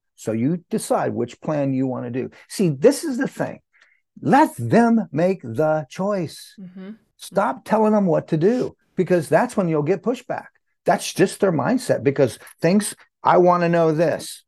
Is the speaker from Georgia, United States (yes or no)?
no; Santa Cruz, California, United States; also born or lived in New Mexico; I grew up in Santa Cruz, California, uh, New Mexico first, then Santa Cruz, California.